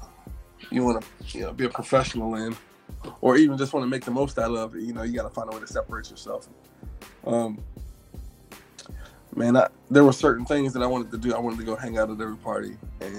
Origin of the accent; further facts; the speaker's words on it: Virginia Beach, Virginia, United States; also born or lived in Hampton, Virginia; I'm going from Virginia Beach